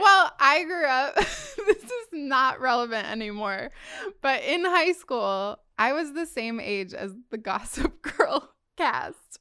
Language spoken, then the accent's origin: English; Midwest, United States; now in Long Beach, United States; growing up in the Midwest